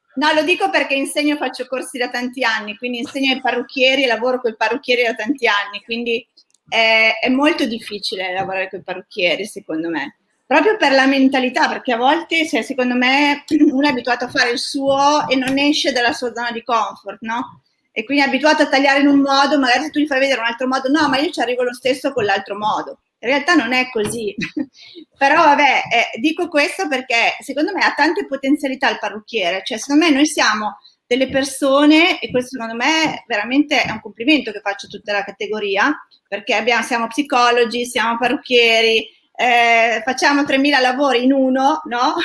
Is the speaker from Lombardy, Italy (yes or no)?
yes; Milan, Lombardy, Italy; io sono di Milano